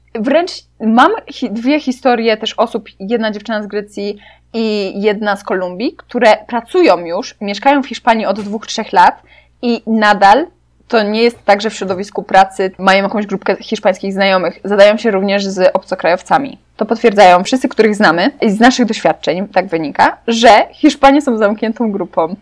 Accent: Poland; Byłam ja z Polski

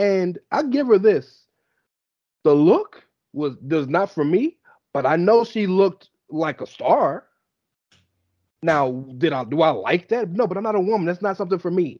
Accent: Texas, United States; I'm from Texas.

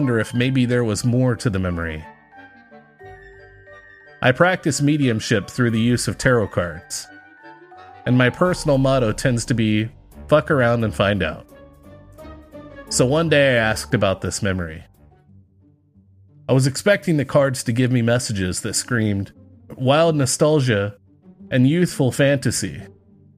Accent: Texas, United States; I grew up in the South, Texas

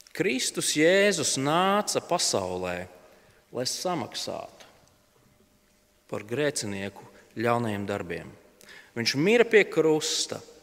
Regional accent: Latvia; mēs esam latvieši, mēs esam tādi mierīgi un kūtri ļaudis

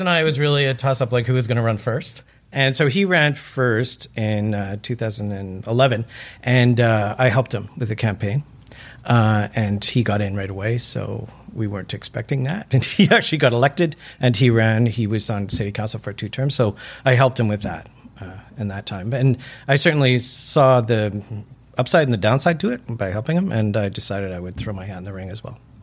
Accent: Vancouver, British Columbia, Canada; moved away as an adult; also born or lived in Burnaby / Vietnam / Beijing / Guangzhou; I am from Vancouver. I was actually born in Burnaby, but uh, grew up here

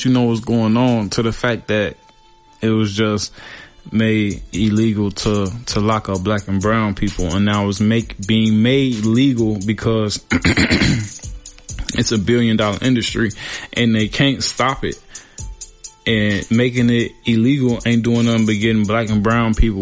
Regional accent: Chicago, Illinois, United States; I'm from Chicago

